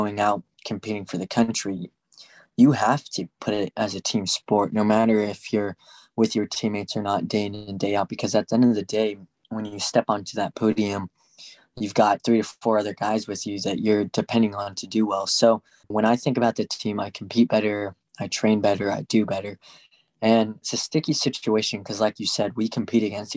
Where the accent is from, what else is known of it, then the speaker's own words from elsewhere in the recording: Arvada, Colorado, United States; I decided to move back to my hometown in Arvada